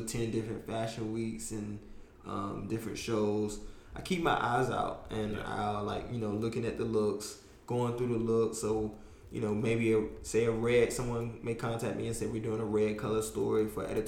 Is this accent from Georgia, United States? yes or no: no; North Carolina, United States; now in New York City, United States; I'm the kid from North Carolina